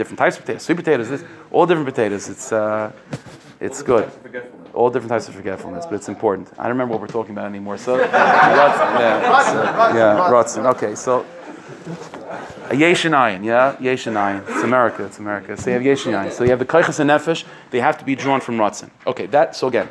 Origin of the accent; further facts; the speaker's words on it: United States; being an American